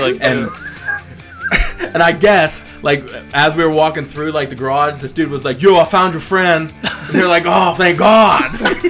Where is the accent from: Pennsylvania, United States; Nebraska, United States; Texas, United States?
Pennsylvania, United States; Brownsville; we're from Brownsville.